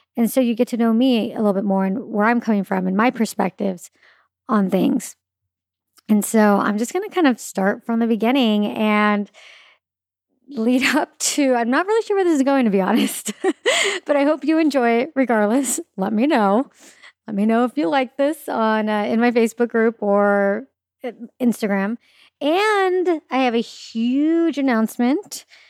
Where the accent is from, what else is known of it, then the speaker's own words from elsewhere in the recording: Claremont, California, United States; also born or lived in Orange County, California / Los Angeles, California; grew up actually in a city called Claremont, which is not in Orange County.